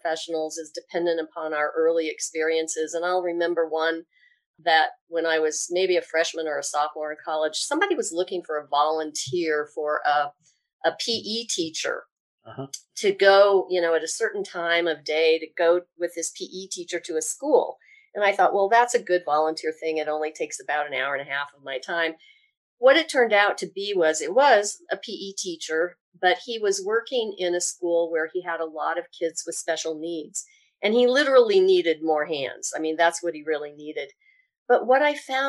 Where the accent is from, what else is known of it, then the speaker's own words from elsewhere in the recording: Evergreen, Colorado, United States; I was born and raised in Colorado. I actually grew up in what's now, kind of a bedroom community or commuter community, Evergreen, Colorado, only about 20 miles outside of Denver